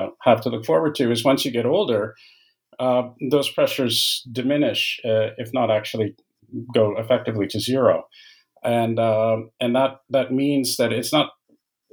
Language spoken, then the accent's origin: English; Canada; moved away; I'm Canadian by origin, and those degrees were in Canada